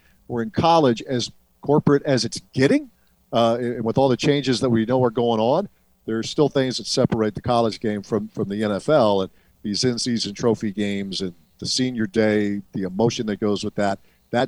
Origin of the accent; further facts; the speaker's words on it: Ohio, United States; moved away; I grew up in Ohio